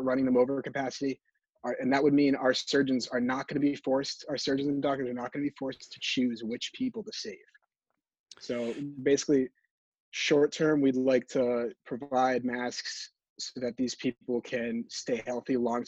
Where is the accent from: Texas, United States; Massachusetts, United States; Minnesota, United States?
Massachusetts, United States; from Mass from Massachusetts, and this is my golden hour.